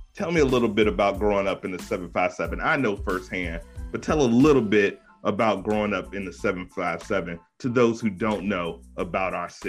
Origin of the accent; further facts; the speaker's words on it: Virginia, United States; I don't have an accent. I'm from 757. We don't have accents.